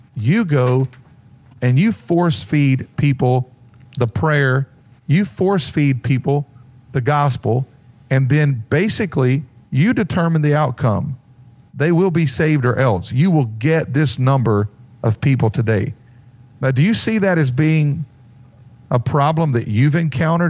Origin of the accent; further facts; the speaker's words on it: Mount Airy, North Carolina, United States; I'm from Mount Airy, North Carolina, which is the original Mayberry